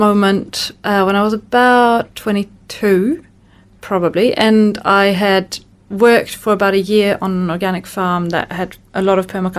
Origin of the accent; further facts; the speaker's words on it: Sweden; moved away as an adult; also born or lived in France; now in New Zealand; I grew up in Sweden with some really environmentally minded parents and, you know, and that kind of greeny family.